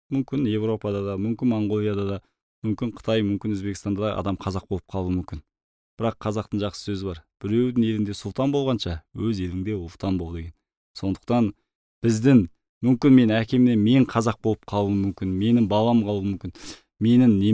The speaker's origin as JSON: {"language": "Kazakh", "country": "Mongolia", "moved": "as an adult", "lives_now": "Kazakhstan", "said": "мені моңғолияда университет бітіріп ауылға келген кезде"}